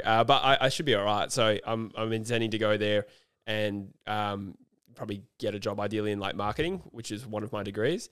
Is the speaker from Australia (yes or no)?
yes; Australia; the Australians are so entrenched with how our sports are perceived everywhere else